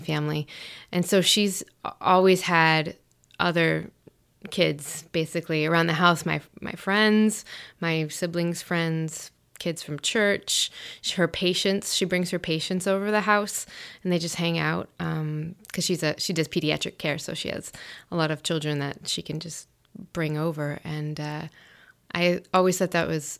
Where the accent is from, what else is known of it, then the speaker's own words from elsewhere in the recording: New Bedford, Massachusetts, United States; now in New Jersey, United States; I was born and raised in New Bedford, Massachusetts, and now I've relocated to New Jersey